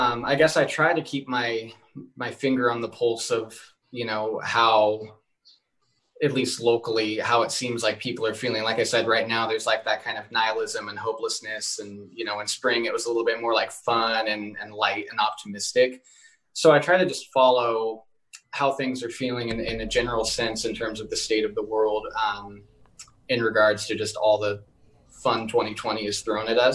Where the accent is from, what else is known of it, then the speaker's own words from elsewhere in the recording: Washington, United States; I'm from Washington State, man. We got the evergreen trees. Like, that's home.